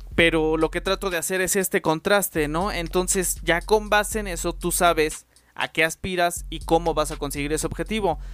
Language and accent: Spanish; Mexico; somos mexicanos